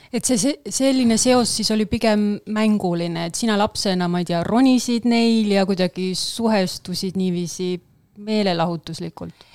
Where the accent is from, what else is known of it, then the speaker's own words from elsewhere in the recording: Paide, Järva County, Estonia; mina olen Paidest pärit